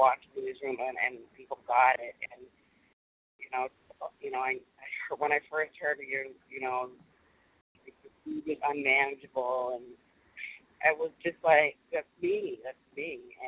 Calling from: Massachusetts, United States; I'm calling from Massachusetts

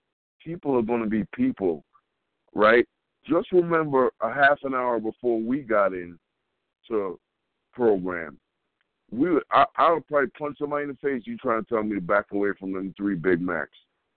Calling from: Colorado, United States; I'm calling from Colorado.

